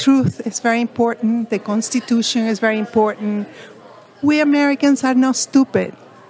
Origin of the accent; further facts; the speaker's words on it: Venezuela; now in Washington, D.C., United States; I'm from Venezuela.